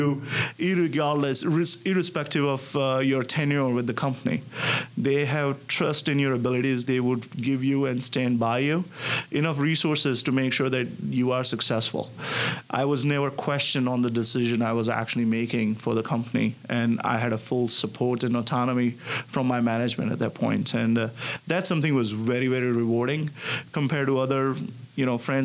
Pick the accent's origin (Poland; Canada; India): India; moved away as an adult; now in Connecticut, United States; I'm originally from India. And I grew up there, did my bachelor's